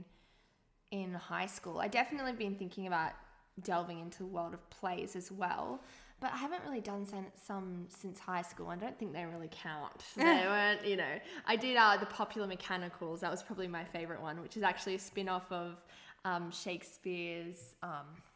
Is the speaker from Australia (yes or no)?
yes; Gold Coast, Queensland, Australia; now in Sydney, Australia; I was from the Gold Coast